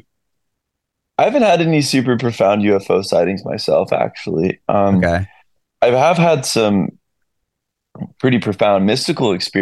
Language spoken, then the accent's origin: English; Redding, California, United States; moved away as an adult; also born or lived in East LA / Carlsbad / San Diego; now in Nashville, United States; I grew up in Redding, California, way up there